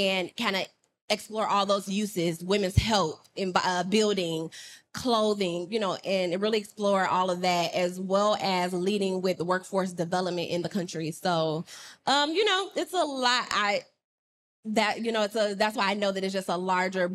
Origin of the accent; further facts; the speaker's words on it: Chicago, Illinois, United States; moved away as an adult; now in San Diego, United States; I moved here 6 years ago from Chicago